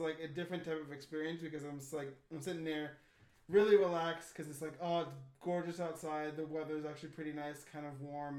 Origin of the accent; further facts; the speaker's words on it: United States; I'm an American